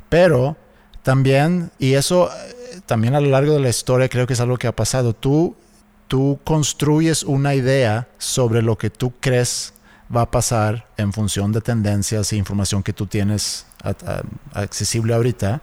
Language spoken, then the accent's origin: Spanish; Sweden; now in Mexico; de donde yo soy en Suecia